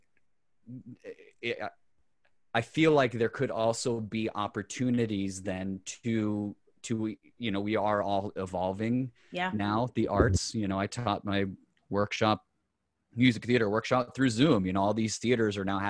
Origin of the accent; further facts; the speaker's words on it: Colorado, United States; now in New York, United States; Born and raised. Colorado boy and proud